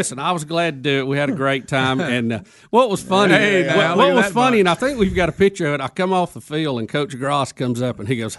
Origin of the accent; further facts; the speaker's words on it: Jacksonville, Alabama, United States; we were back at Jacksonville State University in my hometown of Jacksonville.